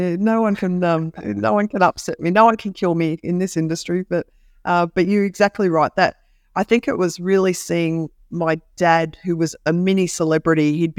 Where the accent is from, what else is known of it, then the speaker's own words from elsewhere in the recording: Kakadu, Northern Territory, Australia; I grew up in Kakadu in the Northern Territory. Now, if anybody has watched Crocodile Dundee, that's where I lived.